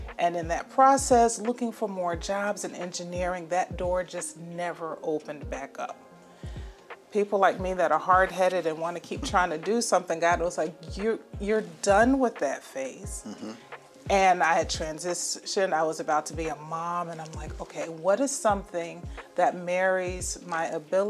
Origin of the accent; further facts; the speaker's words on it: Windsor, Connecticut, United States; also born or lived in Pine Forge, Pennsylvania; now in Atlanta, United States; I grew up in Connecticut, so I attended Windsor High School